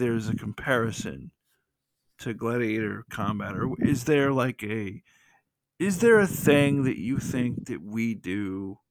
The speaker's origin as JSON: {"language": "English", "region": "the South", "country": "United States", "said": "I'm from the South"}